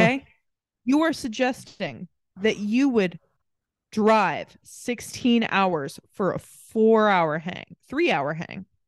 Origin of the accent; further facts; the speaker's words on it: Greenfield, Indiana, United States; moved away as an adult; also born or lived in Muncie, Indiana; now in Glasgow, United Kingdom; we're from Greenfield